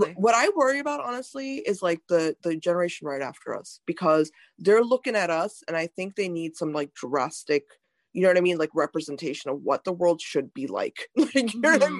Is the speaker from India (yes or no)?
yes; India; now in United States; I was born in India